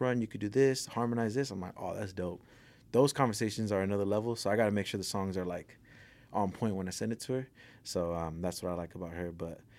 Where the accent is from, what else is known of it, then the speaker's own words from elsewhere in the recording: Pico Rivera, California, United States; They know … from L.A. You know, I grew up in Pico Rivera and South Armani, so the 562/626, you know, both of them right there.